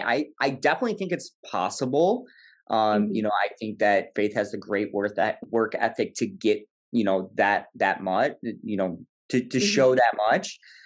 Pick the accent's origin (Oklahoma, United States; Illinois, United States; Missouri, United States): Illinois, United States; like she said, you know, 5-year plan moving to kind of my hometown in Illinois.